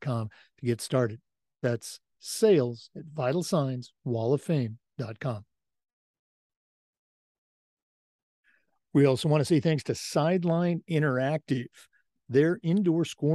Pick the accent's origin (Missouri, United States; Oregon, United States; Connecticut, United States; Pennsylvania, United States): Oregon, United States; moved away; Oregon's my home state.